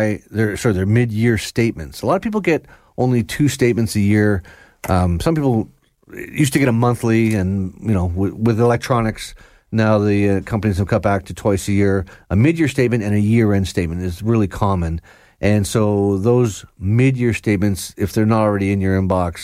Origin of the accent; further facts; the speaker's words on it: Georgina, Ontario, Canada; where I grew up in Georgina, there was a pretty fancy lawn bowling club